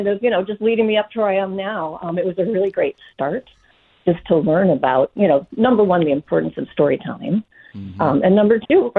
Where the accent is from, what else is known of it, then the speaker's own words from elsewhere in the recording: Minneapolis, Minnesota, United States; moved away as an adult; also born or lived in New York City; I grew up in Minneapolis, Minnesota.